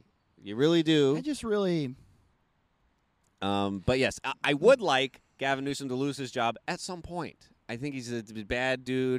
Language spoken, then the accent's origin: English; California, United States; as a Californian.